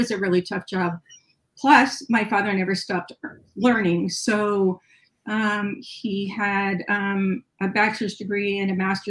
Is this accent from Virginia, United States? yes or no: no; California, United States; also born or lived in Ohio; we moved from Ohio to California, and the education system was very different